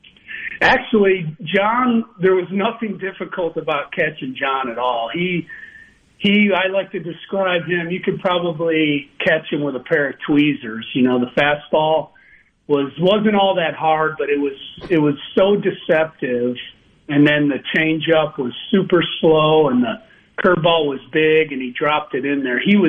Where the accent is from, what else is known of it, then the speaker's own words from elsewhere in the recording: Chicago, Illinois, United States; moved away as an adult; also born or lived in Starkville, Mississippi; I grew up in Chicago